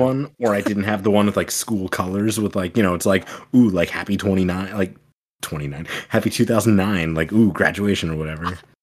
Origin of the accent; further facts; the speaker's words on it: United States; I'm an American.